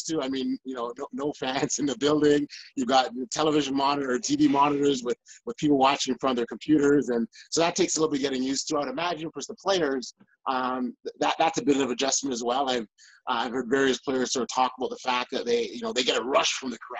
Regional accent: Canada; I'm a Canadian

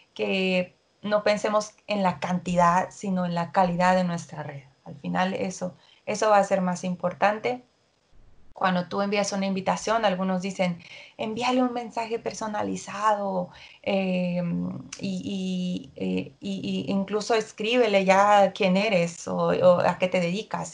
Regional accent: Mexico; soy mexicana

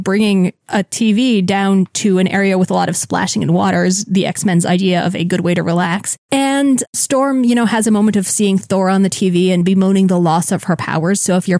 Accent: South Florida, United States; growing up in South Florida

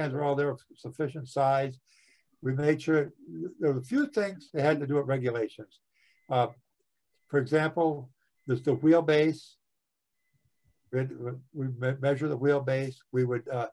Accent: Wisconsin, United States; moved away; my home state of Wisconsin

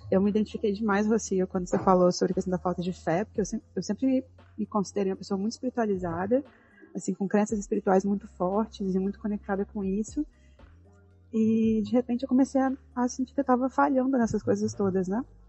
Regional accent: Brazil; como boa brasileira

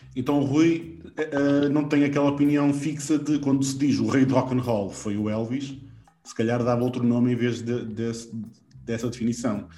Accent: Valbom, Porto District, Portugal; eu sou de Valbão

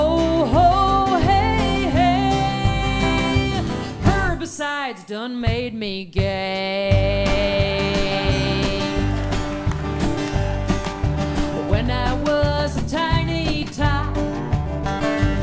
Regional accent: Iowa, United States; my home state of Iowa

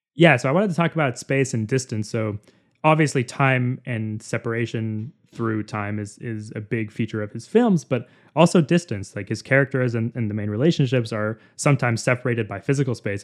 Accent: Seattle, Washington, United States; I grew up in Seattle

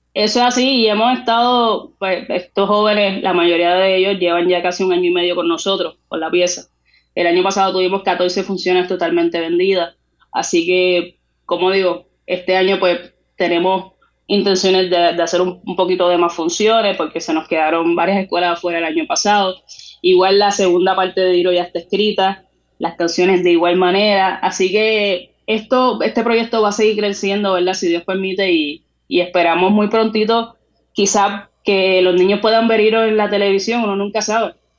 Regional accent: Puerto Rico; lo que somos nosotros como puertorriqueños y nuestras raíces

